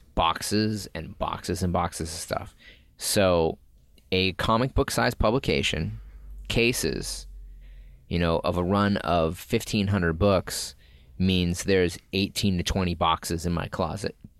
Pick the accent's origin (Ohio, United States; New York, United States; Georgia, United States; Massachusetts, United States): Massachusetts, United States; Boston; Growing up in Boston